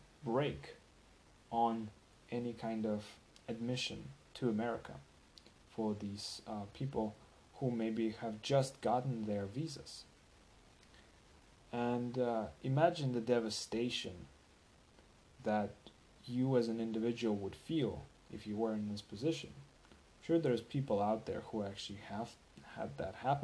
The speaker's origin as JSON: {"language": "English", "country": "Russia", "moved": "as an adult", "lives_now": "United States", "said": "I'm from from Russia"}